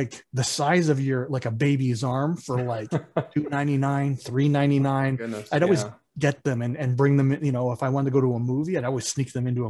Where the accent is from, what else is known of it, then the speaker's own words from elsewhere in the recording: Toronto, Ontario, Canada; moved away as an adult; also born or lived in Utah; we're from Scarborough